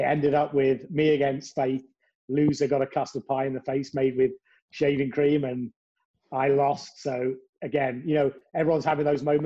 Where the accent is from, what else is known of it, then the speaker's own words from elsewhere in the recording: Cambridge, East of England, United Kingdom; I'm from England, Cambridge, the land of bicycling.